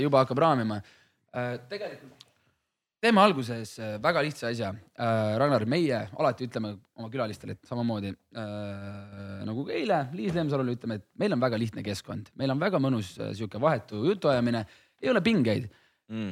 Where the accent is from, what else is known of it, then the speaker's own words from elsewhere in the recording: Hiiumaa, Hiiu County, Estonia; ma olen ise Hiiumaalt on ka väike koht on ju.